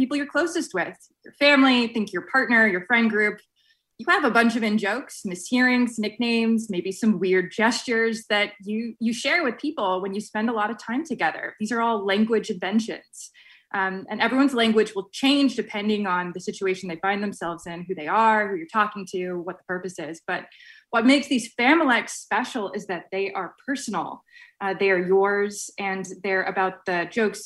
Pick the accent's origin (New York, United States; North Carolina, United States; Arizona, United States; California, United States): California, United States; I am originally from California, as is my mother, going back multiple generations